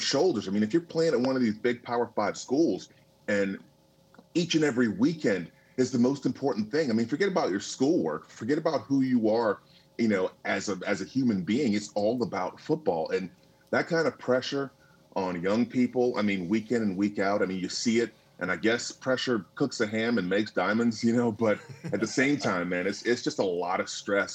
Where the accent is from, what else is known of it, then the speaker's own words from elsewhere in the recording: Tallahassee, Florida, United States; I grew up in Tallahassee, Florida, and it was country